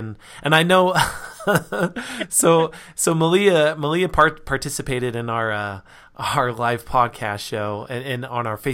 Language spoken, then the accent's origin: English; Reno, Nevada, United States; I spent most of my life growing up in Reno